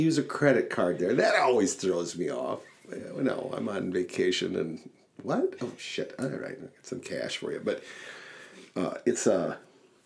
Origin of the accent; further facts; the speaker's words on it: Wisconsin, United States; I'm from Wisconsin